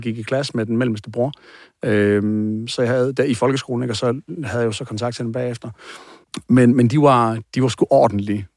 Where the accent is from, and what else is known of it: Aarhus, Central Denmark Region, Denmark; born or raised there